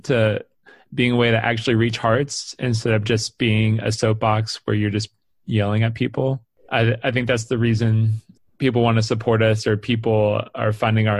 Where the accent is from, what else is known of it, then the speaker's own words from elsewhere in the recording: Atlanta, Georgia, United States; moved away; also born or lived in Midwest; I grew up in Atlanta